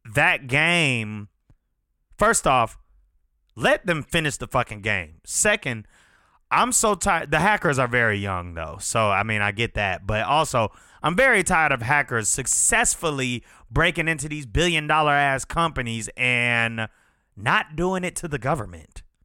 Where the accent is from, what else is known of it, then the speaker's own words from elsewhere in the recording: Chamblee, Georgia, United States; we grew up together in Shambly